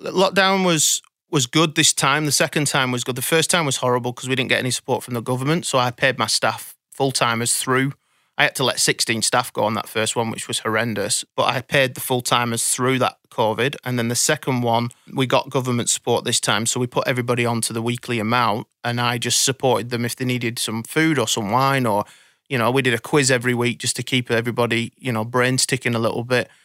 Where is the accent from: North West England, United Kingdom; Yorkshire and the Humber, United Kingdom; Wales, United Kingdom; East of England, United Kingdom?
North West England, United Kingdom; Blackburn; now in Sydney, Australia; I was brought up in Blackburn in, in the U K